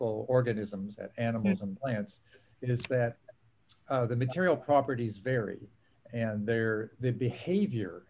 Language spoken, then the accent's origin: English; Pittsburgh, Pennsylvania, United States; moved away; I grew up in Pittsburgh, Pennsylvania